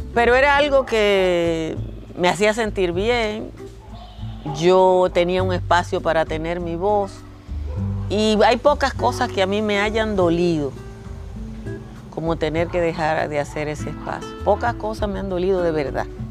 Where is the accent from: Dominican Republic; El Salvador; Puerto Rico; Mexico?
Dominican Republic; Nizao, Peravia; moved away; Yo nací en Nisao, Nisao es un pobladito pequeñito, virtualmente a la orilla del mar